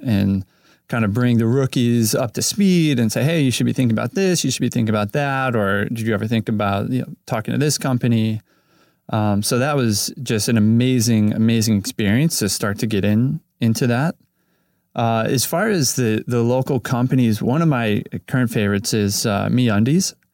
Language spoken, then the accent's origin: English; Cleveland, Ohio, United States; moved away as an adult; now in Los Angeles, United States; I grew up in Cleveland, Ohio